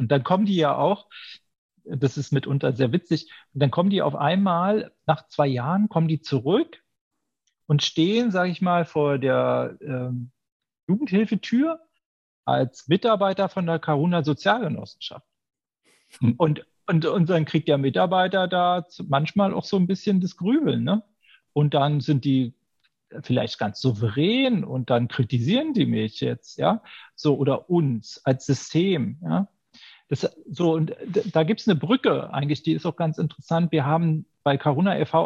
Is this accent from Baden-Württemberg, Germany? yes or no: no; Berlin, Germany; Ich komme aus der Deutschen Demokratischen Republik. Ja aus, aus Berlin